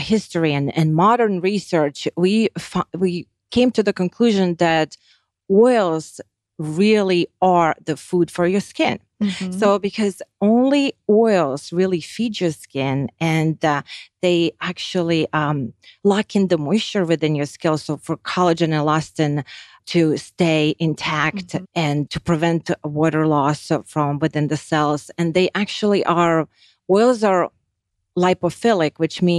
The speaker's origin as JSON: {"language": "English", "country": "Lithuania", "tie": "born or raised there", "moved": "yes", "lives_now": "United States", "said": "I grew up and I was raised and born in Lithuania. Once we moved to United States"}